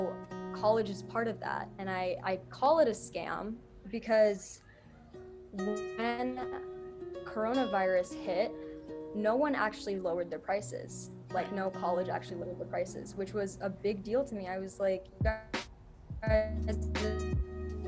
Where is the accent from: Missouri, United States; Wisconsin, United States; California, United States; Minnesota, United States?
Minnesota, United States; Minneapolis; I am from Minneapolis, Minnesota. I've lived here my entire life. I was born in this area